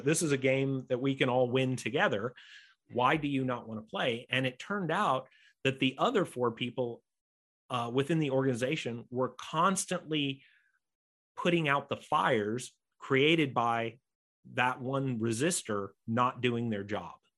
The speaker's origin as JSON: {"language": "English", "country": "United States", "accent": "American", "said": "I'm an American, you might know by my accent"}